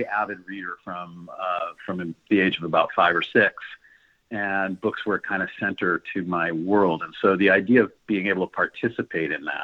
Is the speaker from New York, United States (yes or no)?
yes; New York, United States; I was raised in New York. I went back to New York